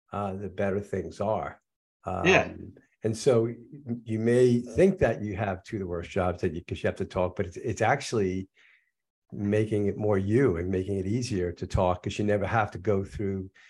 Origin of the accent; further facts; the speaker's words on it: New York, United States; moved away; I went to a college, St. Joe's University, but I'm from New York.